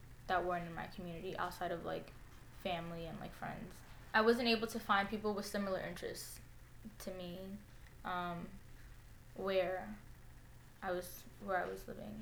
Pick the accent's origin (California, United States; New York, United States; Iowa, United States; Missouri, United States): New York, United States; New York City; also born or lived in Co-op City, Bronx; I grew up in the Hunts Point neighborhood of the South Bronx, but I currently live in Co-op City